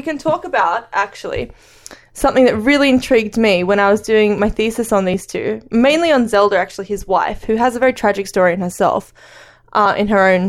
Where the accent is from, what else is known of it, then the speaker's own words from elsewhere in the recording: Australia; we're Australian